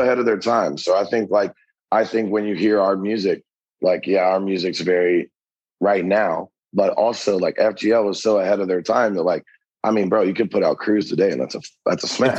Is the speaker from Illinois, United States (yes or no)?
no; a little town north of Cincinnati, Ohio, United States; moved away as an adult; also born or lived in Lexington, Kentucky; now in Nashville, United States; originally from this little town, like a little bit north of Cincinnati